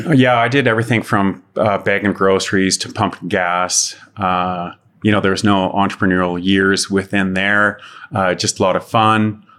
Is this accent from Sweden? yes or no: no; Calgary, Alberta, Canada; born and raised in Calgary and, oh, had some fun in the youth around Southwest Calgary